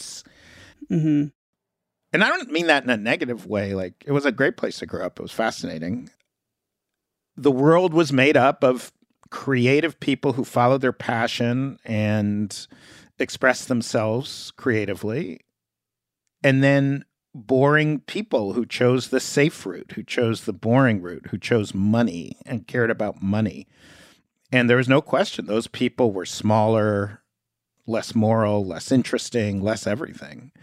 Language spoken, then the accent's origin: English; New York City, New York, United States; I grew up in Greenwich Village, in this building that I grew up in called West Beth